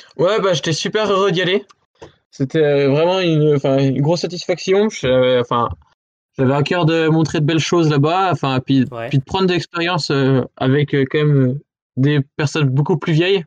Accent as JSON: {"language": "French", "town": "Maisons-du-Bois", "region": "Bourgogne-Franche-Comté", "country": "France", "tie": "born or raised there", "also_born_or_lived": "Pontarlier", "said": "je suis pas d'Arson, je suis de Maison du Bois, c'est le petit village à côté"}